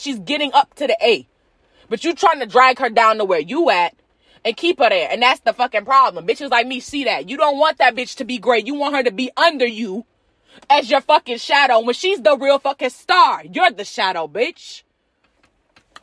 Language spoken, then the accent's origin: English; United States